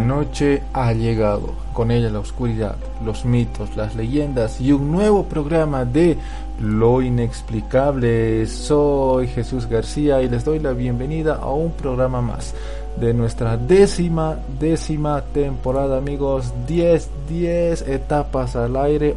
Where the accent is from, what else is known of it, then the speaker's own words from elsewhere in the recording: Bolivia; yo la veía, de niño, las pasaban acá en Bolivia